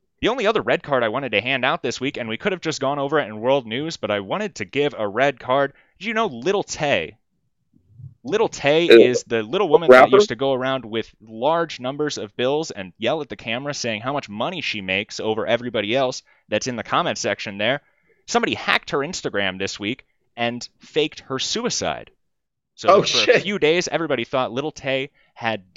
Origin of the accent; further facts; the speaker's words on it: Manhattan, Kansas, United States; now in Iowa, United States; I'm from Manhattan, Kansas, and we had Hy-Vees in Manhattan, Kansas